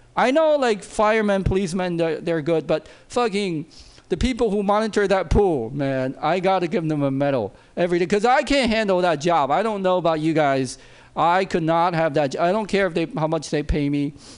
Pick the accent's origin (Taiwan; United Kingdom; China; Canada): China; now in United States; I grew up in China